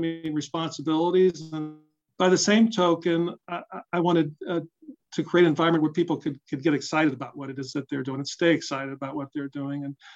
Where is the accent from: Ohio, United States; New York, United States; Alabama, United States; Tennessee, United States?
Ohio, United States; Worthington; also born or lived in Boston / Chicago; I grew up here in Central Ohio. So I grew up in Worthington